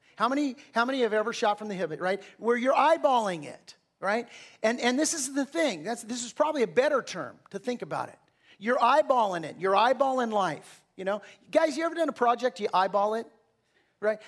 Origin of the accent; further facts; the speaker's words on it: Southern California, United States; I'm from Southern California